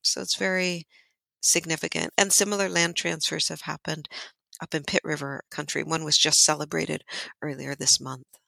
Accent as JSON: {"language": "English", "area": "Amador County", "region": "Northern California foothills", "country": "United States", "tie": "born or raised there", "said": "I was born and raised in Miwok Country in Amador County in the Northern California foothills."}